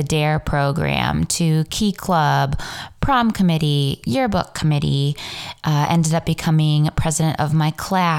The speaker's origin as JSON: {"language": "English", "town": "Ontario", "region": "Ohio", "country": "United States", "tie": "born or raised there", "also_born_or_lived": "Mansfield, Ohio / Cleveland, Ohio", "said": "I was born in Mansfield, Ohio. Grew up in Ontario, Ohio"}